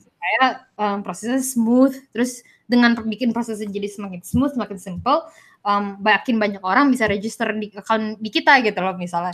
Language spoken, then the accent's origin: Indonesian; Indonesia; moved away as an adult; now in Singapore; gue dari Indo